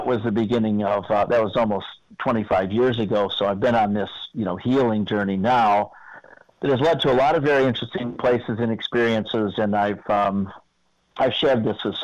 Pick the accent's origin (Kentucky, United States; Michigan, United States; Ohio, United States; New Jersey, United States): Michigan, United States; Owosso; moved away; also born or lived in Traverse City, Michigan / New York; I grew up in Owosso, Michigan.